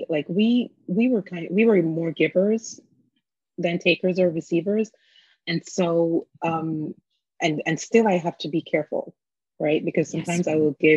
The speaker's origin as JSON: {"language": "English", "country": "Jamaica", "tie": "born or raised there", "moved": "yes", "lives_now": "United States", "said": "my background as a Jamaican, and that is the foundation of my upbringing."}